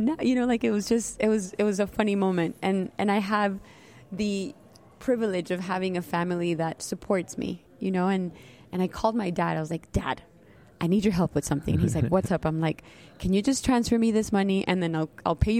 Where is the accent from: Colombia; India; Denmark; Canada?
Colombia; first language Spanish; English is a second language; now in Miami, United States; I was born in Colombia, and I have French background in my family. We all went to an all-French school.